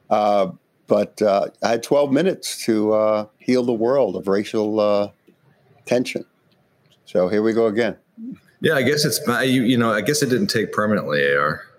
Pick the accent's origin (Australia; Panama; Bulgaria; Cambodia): Panama; born there; So, personally, I was born in Panama, and uh, my father was a white Spaniard, my mother, a uh, black woman descendant of Africans who came uh, to the Caribbean, uh, came to Panama.